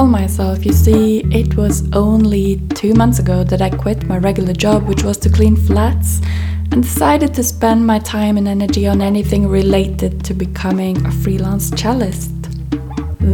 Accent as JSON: {"language": "English", "country": "Norway", "tie": "born or raised there", "also_born_or_lived": "Manchester / Amsterdam / Tromsø", "moved": "as an adult", "said": "I was born and raised in Norway"}